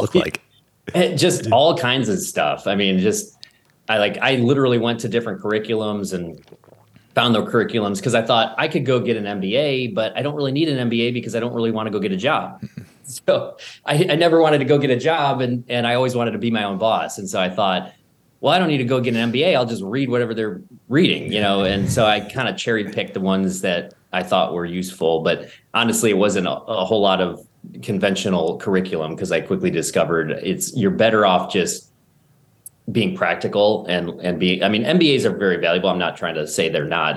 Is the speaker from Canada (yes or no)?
no; Buffalo, New York, United States; I grew up in Buffalo